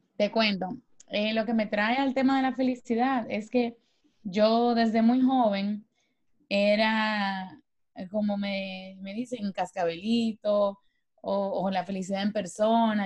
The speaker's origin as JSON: {"language": "Spanish", "country": "Dominican Republic", "said": "yo soy dominicana"}